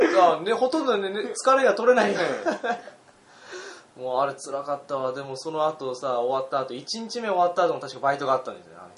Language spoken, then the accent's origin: Japanese; Utsunomiya, Tochigi, Japan; 宇都宮市民